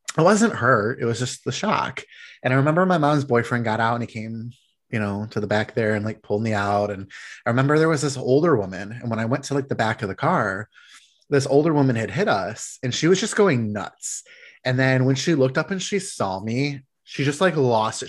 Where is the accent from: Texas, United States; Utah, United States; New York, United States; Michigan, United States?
Michigan, United States; Detroit; we're from the Detroit area